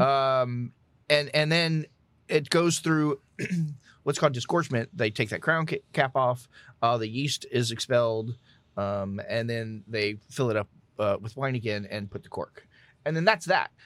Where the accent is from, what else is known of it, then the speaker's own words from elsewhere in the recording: Southeast Texas / South Louisiana, United States; I grew up in South, in Southeast Texas